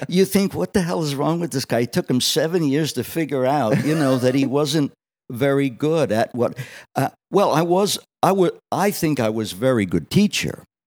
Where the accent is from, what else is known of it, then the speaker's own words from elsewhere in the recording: Allentown, Pennsylvania, United States; also born or lived in Wildwood, New Jersey; growing up on the South Side of Allentown